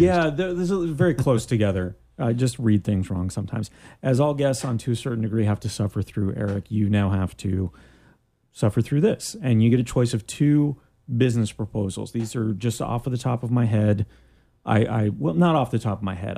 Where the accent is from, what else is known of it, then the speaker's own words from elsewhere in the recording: Canada; now in Orlando, United States; I'm from Canada